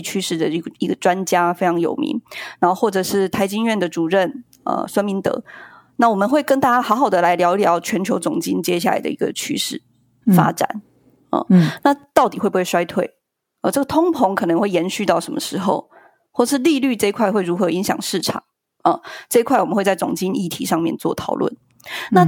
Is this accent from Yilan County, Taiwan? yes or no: yes; Yilan, Yilan County, Taiwan; 三个小孩，在宜兰，那个时候我们是，我们是宜兰人